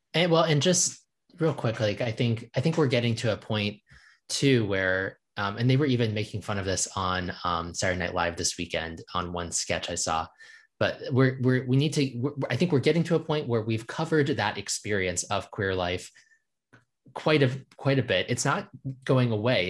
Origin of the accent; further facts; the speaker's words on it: Virginia, United States; moved away as an adult; now in Nashville, United States; I grew up and in Virginia and diff-, and have lived in various parts of that state